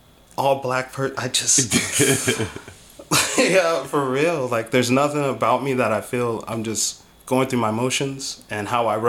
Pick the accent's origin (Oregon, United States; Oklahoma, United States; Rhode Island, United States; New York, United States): Oregon, United States; Portland; also born or lived in Arizona; now in Las Vegas, United States; I was born in Arizona, Portland. My pop got stationed in Portland, so we were there for the majority of my life.